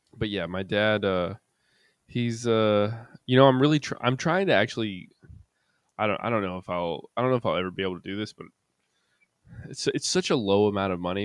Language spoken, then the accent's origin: English; Kannapolis, North Carolina, United States; back in my hometown